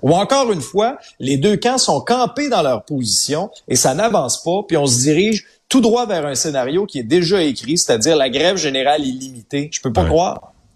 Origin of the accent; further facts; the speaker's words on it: Abitibi, Quebec, Canada; moved away; also born or lived in Outaouais; je suis un gars de région. Tu sais, j'ai grandi en Abitibi, j'ai vécu en Outaouais aussi